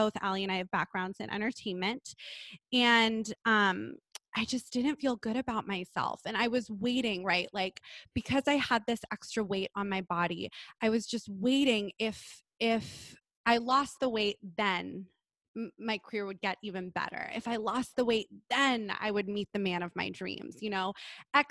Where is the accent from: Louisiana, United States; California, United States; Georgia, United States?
California, United States; Los Angeles; I grew up in Los Angeles in Southern California